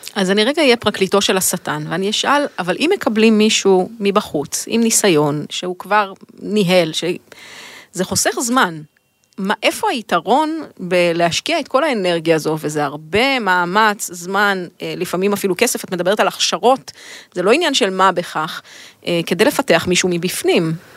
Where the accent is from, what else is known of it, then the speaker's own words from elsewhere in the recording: Israel; אני תמיד ישראלית